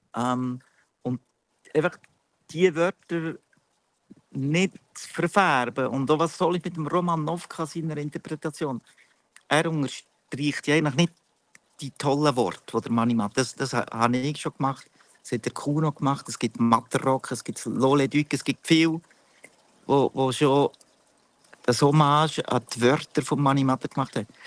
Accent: Münchenbuchsee, Bern, Switzerland; Ich bin aus, äh, eigentlich aus Bern, nicht einmal genau, ich bin aus Münchenbuchsee

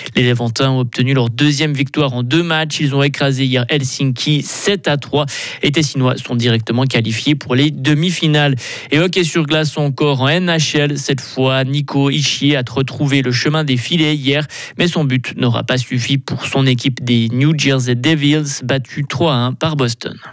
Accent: Switzerland; chez nous, en Suisse

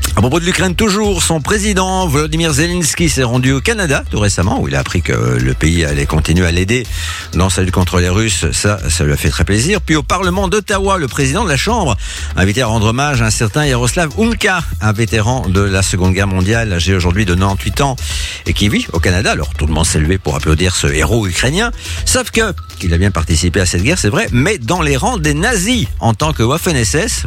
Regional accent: Belgium; chez nous en Belgique

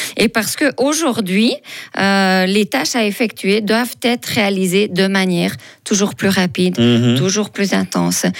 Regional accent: Fribourg, Switzerland; je viens de Fribourg

